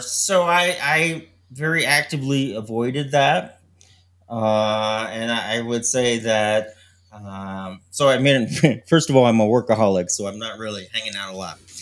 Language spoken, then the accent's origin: English; Connecticut, United States; also born or lived in New York City; I grew up in Connecticut in New York